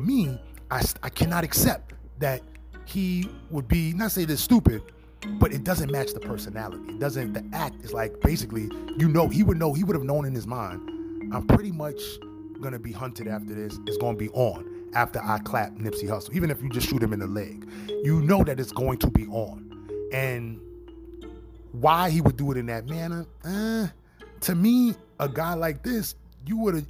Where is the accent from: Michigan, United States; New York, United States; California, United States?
New York, United States; not from LA. I'm from New York.